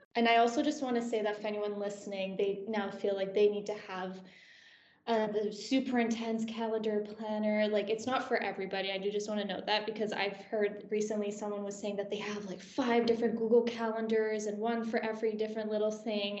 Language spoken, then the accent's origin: English; Canada; moved away as an adult; now in Aberdeen, United Kingdom; I'm from Canada, so I'm an international student